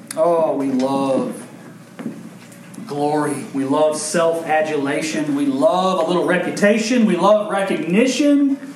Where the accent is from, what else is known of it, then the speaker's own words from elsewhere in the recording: Owensboro, Kentucky, United States; There's a local hero in my hometown. There's only like five people that are famous from Owensboro, Kentucky